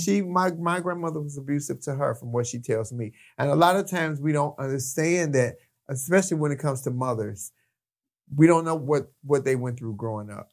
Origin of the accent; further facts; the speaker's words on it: Chicago, Illinois, United States; moved away as an adult; also born or lived in Long Beach, California; now in Los Angeles, United States; I'm from the city of Chicago. I'm from Chicago.